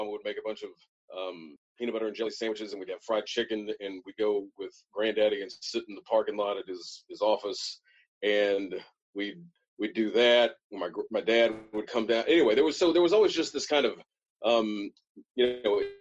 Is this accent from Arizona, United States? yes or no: no; Birmingham, Alabama, United States; I was born in Birmingham and grew up in Birmingham